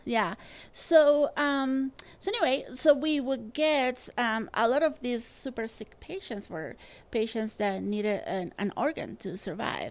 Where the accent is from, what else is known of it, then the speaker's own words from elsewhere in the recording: Spain; now in Utah, United States; I grew up in Spain